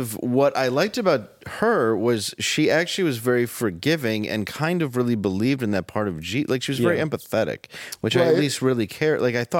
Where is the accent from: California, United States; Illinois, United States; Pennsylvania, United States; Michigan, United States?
Michigan, United States; Detroit; I mean, that was the same growing up in Detroit.